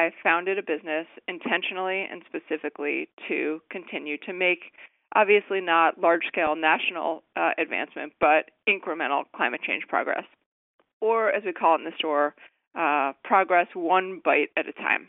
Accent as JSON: {"language": "English", "region": "Connecticut", "country": "United States", "tie": "born or raised there", "moved": "as an adult", "lives_now": "Washington, DC, United States", "said": "I worked for Christopher Shays, who represented my hometown in Connecticut"}